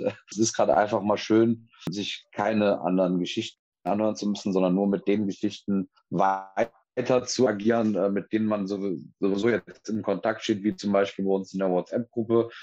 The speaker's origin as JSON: {"language": "German", "town": "Cologne", "region": "North Rhine-Westphalia", "country": "Germany", "said": "ich bin eine Kölsche Jung, das ist bei uns so"}